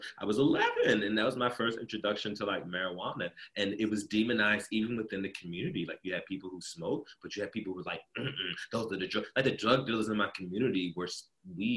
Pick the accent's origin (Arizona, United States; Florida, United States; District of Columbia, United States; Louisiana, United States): District of Columbia, United States; Washington; also born or lived in Baltimore, Maryland; now in Los Angeles, United States; I'm from DC